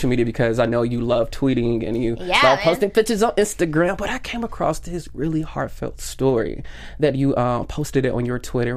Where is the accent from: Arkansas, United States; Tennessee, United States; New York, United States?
Tennessee, United States; now in California, United States; I'm from Tennessee, so we don't have the beach or anything like